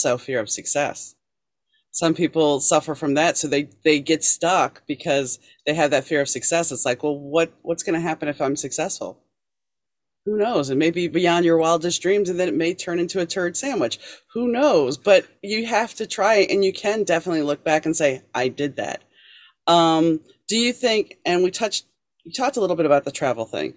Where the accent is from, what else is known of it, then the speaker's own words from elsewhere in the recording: New Orleans, Louisiana, United States; moved away; also born or lived in Shreveport, Louisiana; I grew up in New Orleans, and I moved to Shreveport, which is in the northern corner of it